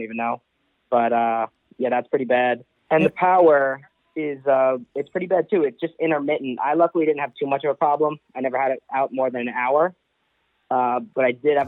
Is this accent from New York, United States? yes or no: yes; New York, United States; now in Austin, United States; I'm from New York